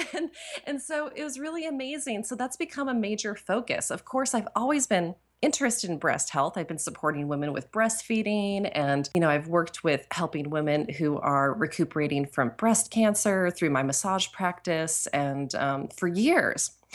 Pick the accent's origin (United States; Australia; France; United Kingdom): United States; New Hampshire; moved away; also born or lived in Ashland, Oregon; I grew up in New Hampshire, so I'm from New England